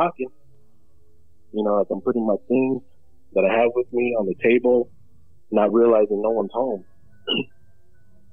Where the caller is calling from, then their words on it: Bakersfield, California, United States; I'm calling from Bakersfield